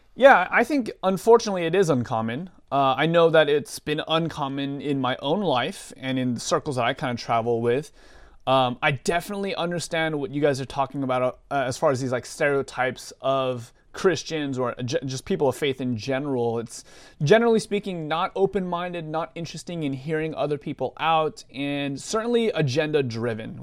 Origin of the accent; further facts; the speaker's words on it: Southern California, United States; now in Portland, United States; born and raised in Southern California area. Uh, currently live with my wife, uh, in the Portland, Oregon area right now